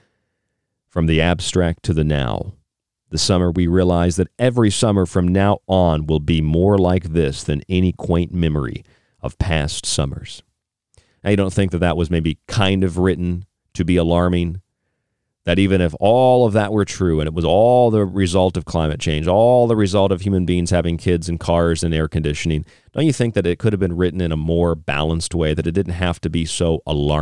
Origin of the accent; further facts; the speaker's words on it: St. Pete Beach, Florida, United States; now in Arizona, United States; I'm from St. Pete Beach. I'm from the Gulf Coast